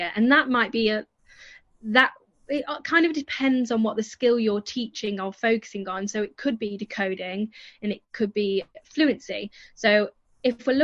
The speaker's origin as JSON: {"language": "English", "region": "the north of England", "country": "United Kingdom", "accent": "northern", "moved": "yes", "said": "I'm northern, so my accent's very different to where the children I teach is"}